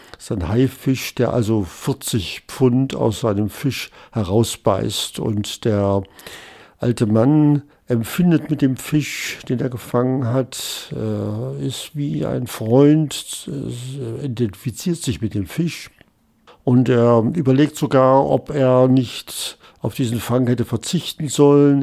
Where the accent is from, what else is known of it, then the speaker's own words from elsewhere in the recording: West Germany, Germany; als Westdeutscher